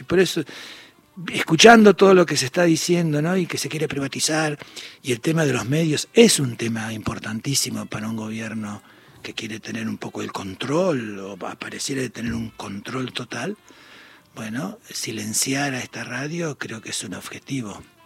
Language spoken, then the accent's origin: Spanish; Punta Alta, Buenos Aires Province, Argentina; yo soy de Bahía Blanco de Punta Alta